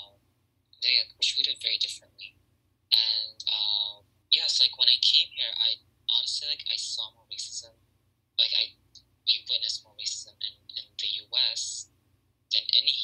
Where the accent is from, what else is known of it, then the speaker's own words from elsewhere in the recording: Syria; now in Canada; I'm Syrian Canadian